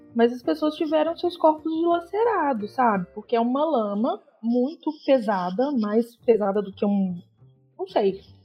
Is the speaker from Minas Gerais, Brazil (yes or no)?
yes; Belo Horizonte, Minas Gerais, Brazil; now in Brumadinho, Brazil; Sou mineira, né? Natural de Belo Horizonte, mas a minha família é de Brumadinho. E eu moro aqui desde os meus 12 anos de idade